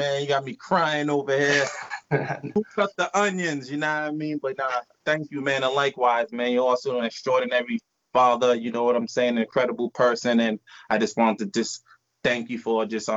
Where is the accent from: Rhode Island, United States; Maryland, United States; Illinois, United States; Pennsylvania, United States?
Rhode Island, United States; Providence; Originally, we're from Providence, Rhode Island